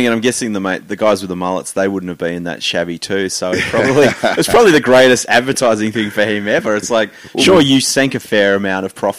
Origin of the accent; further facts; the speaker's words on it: Tasmania, Australia; I grew up in Tassie.